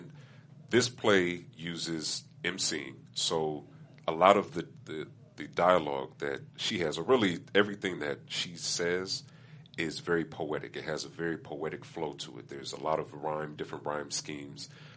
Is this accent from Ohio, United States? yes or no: no; Pomona, California, United States; I started going to an open mic in my hometown of Pomona